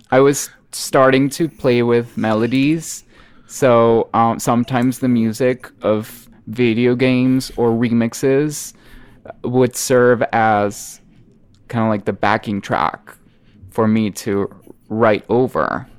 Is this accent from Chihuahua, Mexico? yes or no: no; Monterrey, Nuevo León, Mexico; English is a second language; I am Mexican and I am from Monterrey, Mexico, which is in the north, just a few miles away from the Texan border. And uh, I've always grown up in this kind of bicultural region